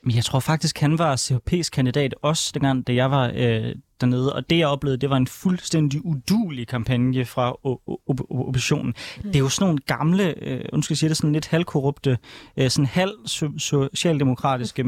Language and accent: Danish; Denmark; jeg kommer fra Danmark